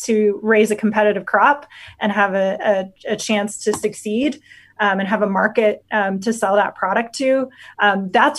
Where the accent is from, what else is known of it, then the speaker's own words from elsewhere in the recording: Otoe County, Nebraska, United States; I grew up on a family farm in Odo County